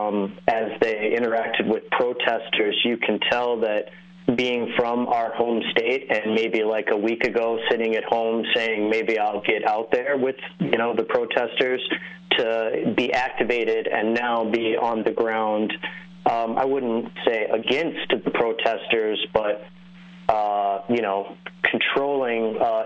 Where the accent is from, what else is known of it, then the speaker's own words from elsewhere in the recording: St. Louis Park, Minnesota, United States; I was born in the Twin Cities. Born and raised.